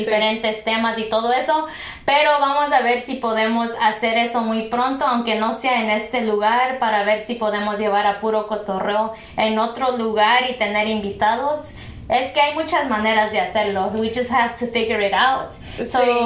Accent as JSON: {"language": "Spanish", "area": "Purépecha pueblo", "region": "Michoacán", "country": "Mexico", "first_language": "Purépecha", "second_language": "Spanish", "moved": "yes", "lives_now": "United States", "said": "el idioma purépecha en mi pueblo de por sí ya no se habla al cien por ciento"}